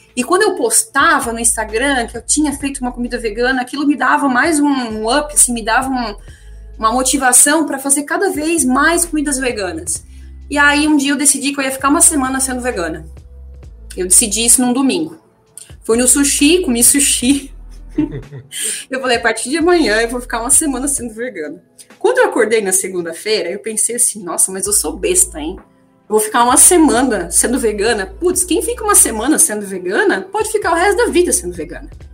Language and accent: Portuguese; Blumenau, Santa Catarina, Brazil; moved away as an adult; eu nasci e cresci em Blumenau, né, cidade típica alemã aí no Brasil